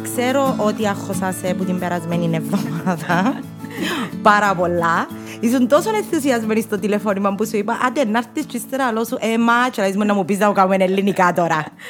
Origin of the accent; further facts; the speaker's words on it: Cyprus; accent: Cypriot; first language Greek; να τα πούμε αλλά κυπριακά